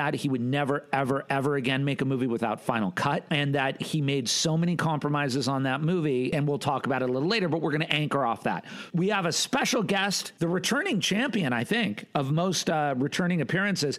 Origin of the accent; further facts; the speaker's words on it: Los Angeles, California, United States; I was born in the Granada Hills Hospital, which is no more, in the San Fernando Valley